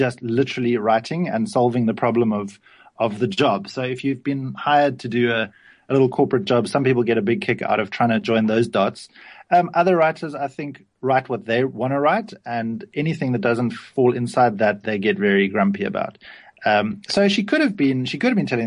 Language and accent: English; Cape Town, Western Cape, South Africa; I grew up in a little suburb of Cape Town called Kenilworth